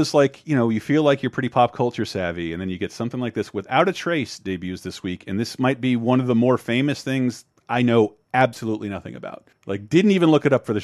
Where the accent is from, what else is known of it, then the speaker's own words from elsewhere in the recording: Florida, United States; I had the luxury of being a Floridian with family in Miami